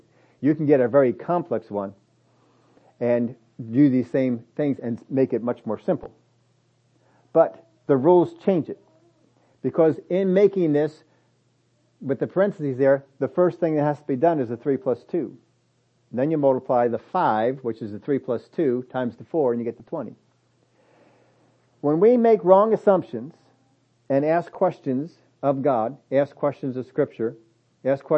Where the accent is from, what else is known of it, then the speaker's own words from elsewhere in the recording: United States; We're from America